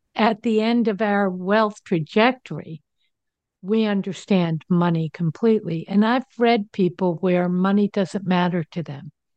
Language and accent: English; New Jersey, United States; now in Denver, United States; I live in Denver. I grew up in New Jersey.